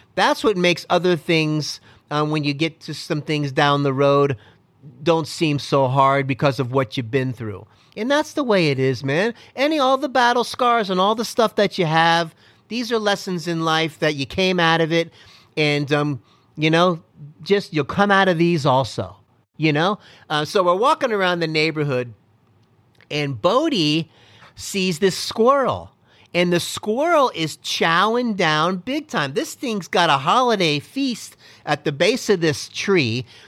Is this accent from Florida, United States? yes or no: yes; Miami, Florida, United States; I am from Miami, Florida